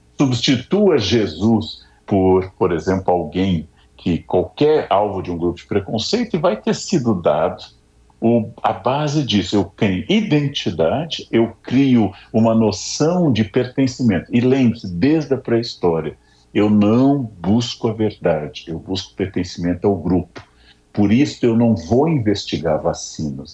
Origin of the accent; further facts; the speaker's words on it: São Leopoldo, Rio Grande do Sul, Brazil; moved away; sou gaúcho, nasci em São Leopoldo, de origem alemã.